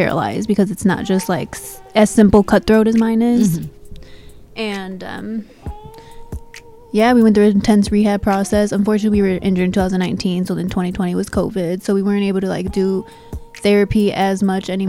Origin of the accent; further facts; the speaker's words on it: Chicago, Illinois, United States; From Chicago. Born and raised.